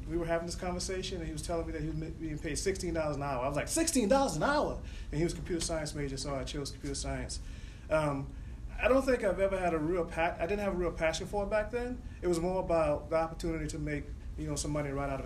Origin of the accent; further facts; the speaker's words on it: South Carolina, United States; moved away as an adult; also born or lived in Boston; I grew up in South Carolina in a rural area